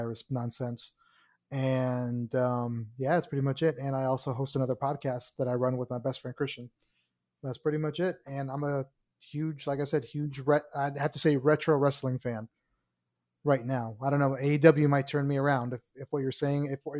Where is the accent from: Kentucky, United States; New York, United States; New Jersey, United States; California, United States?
Kentucky, United States; also born or lived in Miami, Florida; now in Orlando, United States; I was born in Miami, grew up in Kentucky, came back to Miami, and then I ended up in Orlando